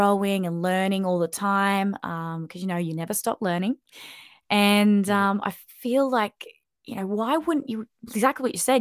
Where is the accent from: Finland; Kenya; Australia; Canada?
Australia; Sunshine Coast, Queensland; moved away as an adult; also born or lived in Sydney, Australia / London, United Kingdom; When I moved back to the Sunshine Coast, I kind of felt like this is my hometown